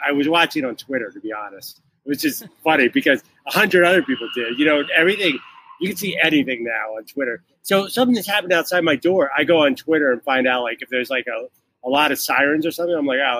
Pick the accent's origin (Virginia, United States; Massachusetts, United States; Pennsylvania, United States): Pennsylvania, United States; outside of Philadelphia; now in New York City, United States; I'm from Philly, outside of Philly. Okay. Lower Merion High School